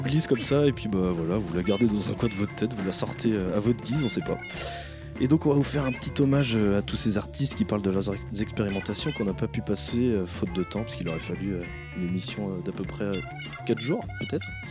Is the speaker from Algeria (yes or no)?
no; Breton, Brittany, France; en tant que breton